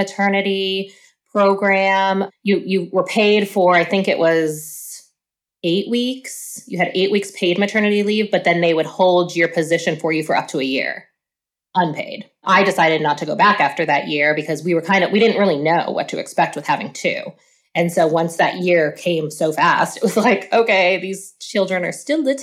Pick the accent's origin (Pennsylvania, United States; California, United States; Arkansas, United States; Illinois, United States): Pennsylvania, United States; moved away as an adult; now in Oklahoma, United States; I'm originally from Pennsylvania and I moved here for work, met my husband, got married, had kids